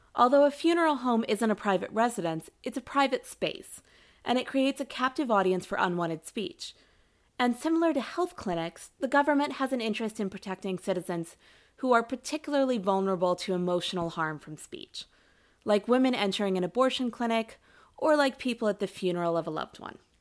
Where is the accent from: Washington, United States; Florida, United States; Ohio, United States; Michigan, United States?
Ohio, United States; my home state of Ohio